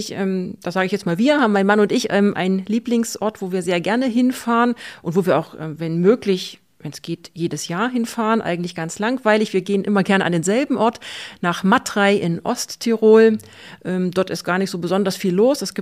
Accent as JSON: {"language": "German", "region": "Saxony", "country": "Germany", "said": "in der Gegend, wo ich herkomme, im Vogtland und im angrenzenden Erzgebirge, ist das ja auch ganz besonders typisch"}